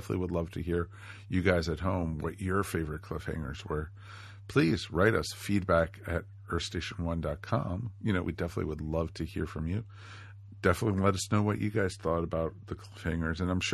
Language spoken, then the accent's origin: English; Washington, District of Columbia, United States; I grew up in Washington, D.C.